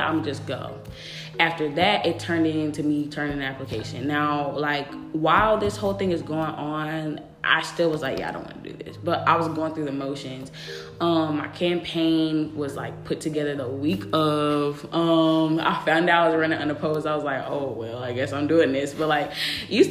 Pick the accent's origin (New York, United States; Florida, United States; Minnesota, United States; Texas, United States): Texas, United States; a small town outside Dallas; moved away; also born or lived in Atlanta, Georgia; I'm actually from a very small town right outside of Dallas